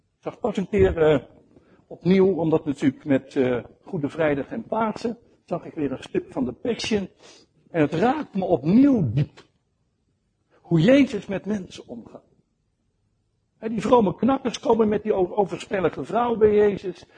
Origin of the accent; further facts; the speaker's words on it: Netherlands; also born or lived in Rotterdam; als Nederlanders